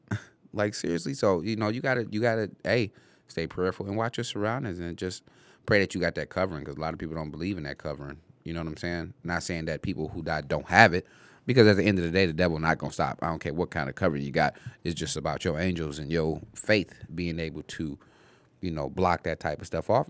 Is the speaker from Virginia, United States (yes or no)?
no; Detroit, Michigan, United States; I grew up on Tireman and Livenoy